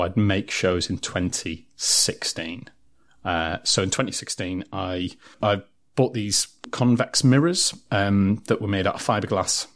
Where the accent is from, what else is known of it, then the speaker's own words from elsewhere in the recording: Durham, North East England, United Kingdom; I'm come from Durham City